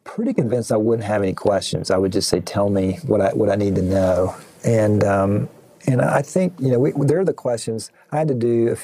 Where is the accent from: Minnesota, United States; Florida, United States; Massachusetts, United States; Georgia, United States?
Georgia, United States; Atlanta; I'm from Atlanta